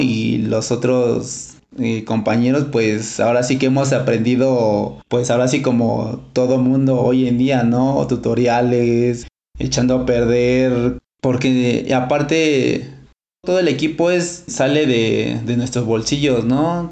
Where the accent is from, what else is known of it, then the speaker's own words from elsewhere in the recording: Mexico City, Mexico; also born or lived in home village in the Mazatec sierra; Yo crecí hasta los 8 o 7 años aquí en la Ciudad de México. De ir me regreso a mi pueblo 3 años. Y en ese lapso yo aprendo el lenguaje mazateco.